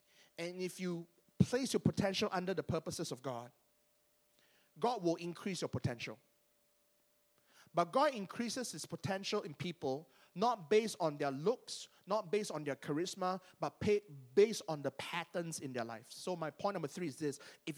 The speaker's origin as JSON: {"language": "English", "region": "Penang", "country": "Malaysia", "said": "I was there in church wearing slippers and shorts because I'm from Penang and that's our uniform."}